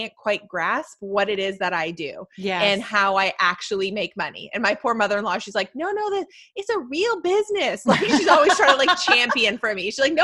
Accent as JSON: {"language": "English", "country": "Canada", "said": "I'm in Canada and Canadians love to like find out that I'm Canadian"}